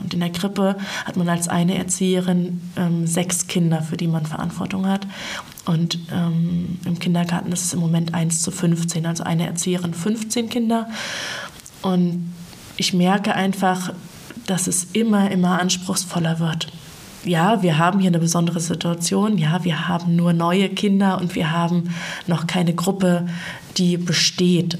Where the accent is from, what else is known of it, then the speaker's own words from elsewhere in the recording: Feldberger Seenlandschaft, Mecklenburg-Vorpommern, Germany; Ich bin in der Feldberger Seenlandschaft groß geworden.